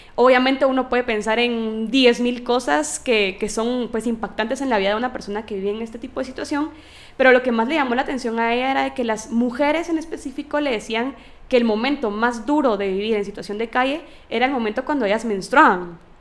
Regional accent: Guatemala; mi país

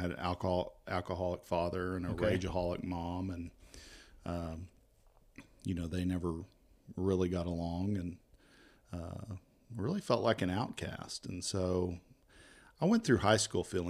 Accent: Bakersfield, California, United States; born there; also born or lived in Tacoma, Washington; So I was born in Bakersfield, California. Kind of moved around a lot.

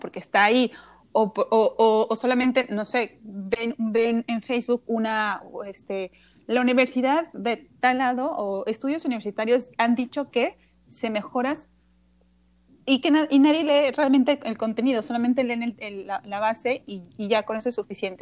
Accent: Querétaro, Mexico; yo no soy de la Ciudad de México, yo soy de Querétaro

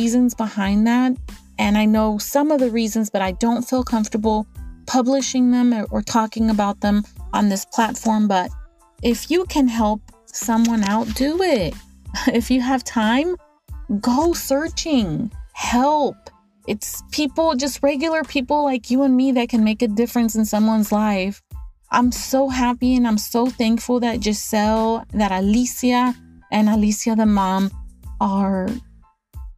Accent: Texas, United States; I'm from Texas

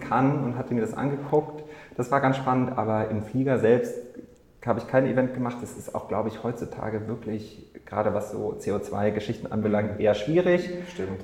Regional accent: Munich, Bavaria, Germany; moved away as an adult; now in Berlin, Germany; im Bachelor in München damals noch studiert, wo ich herkomme

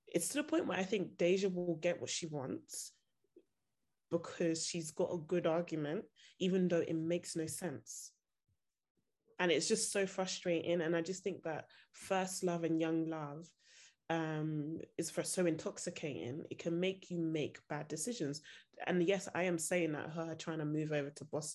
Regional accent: Nigeria; now in United Kingdom; I'm Nigerian

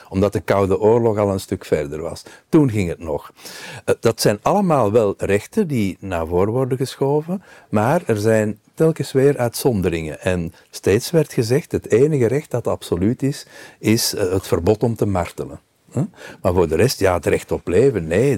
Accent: Belgium

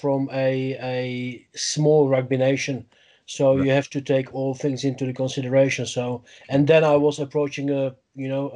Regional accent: Olomouc, Olomouc Region, Czechia; English is a second language; moved away as an adult; also born or lived in Beroun, Czech Republic; now in Leicester, United Kingdom; I grew up in the Moravian part of the country, a nearby town of Olomouc

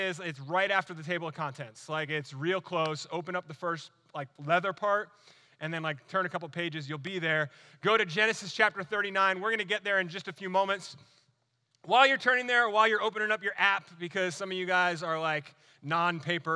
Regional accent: New Jersey, United States; moved away as an adult; also born or lived in Alaska / North Carolina; now in Florida, United States; was born and raised in New Jersey

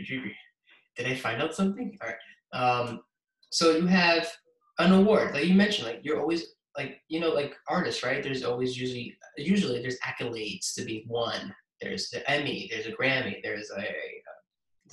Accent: New York City, New York, United States; born or raised there; also born or lived in Queens, New York

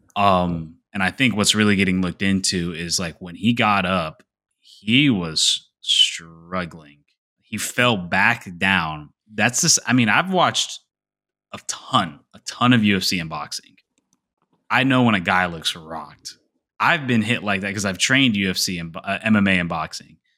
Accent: Jacksonville, Florida, United States; my hometown, the jersey I'm wearing right now, Jacksonville

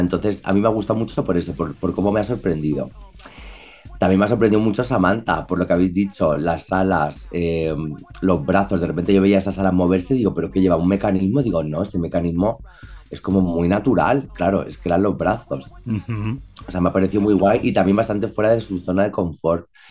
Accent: Spain; accent: súper español; con mi acento súper español

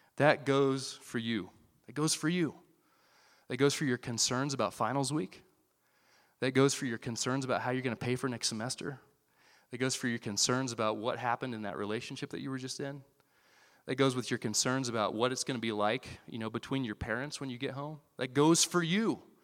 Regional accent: Iowa, United States; moved away as an adult; I grew up in Iowa

